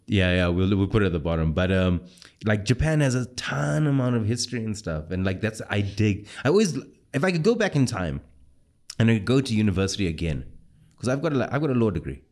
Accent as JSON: {"language": "English", "country": "South Africa", "said": "as a South African"}